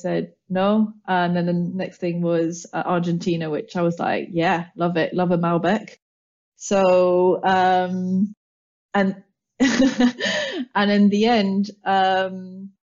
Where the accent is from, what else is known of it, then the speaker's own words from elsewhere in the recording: Paris, Île-de-France, France; moved away as an adult; now in London, United Kingdom; brought up and born and raised in Paris by English parents, so a lovely mix of both. And I came over to London for university